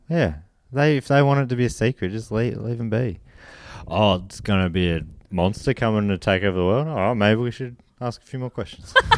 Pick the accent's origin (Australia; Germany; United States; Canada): Australia; we're from Sydney? I mean, we're from Australia.